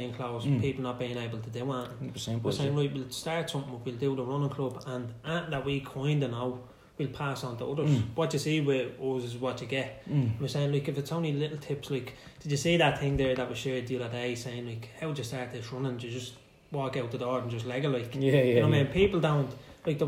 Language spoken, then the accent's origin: English; Dublin, Leinster, Ireland; I'm from Greek Street. So grew up the same area as Dwayne